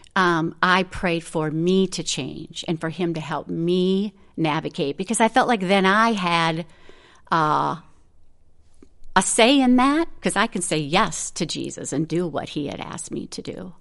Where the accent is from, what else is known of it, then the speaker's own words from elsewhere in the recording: Minnesota, United States; moved away as an adult; also born or lived in the Carolinas; I grew up in Minnesota. I've always lived in Minnesota